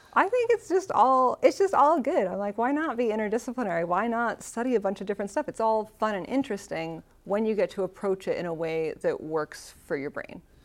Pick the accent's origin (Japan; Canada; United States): United States; Seattle, Washington; moved away as an adult; now in Tacoma, United States; the Seattle I grew up